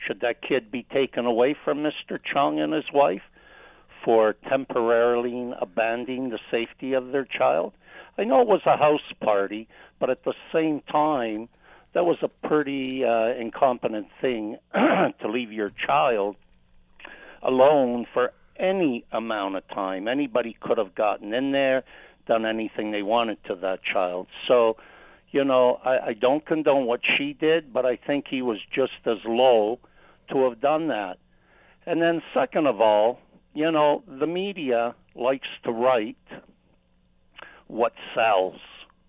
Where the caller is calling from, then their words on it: Toronto, Ontario, Canada; I'm calling from Toronto.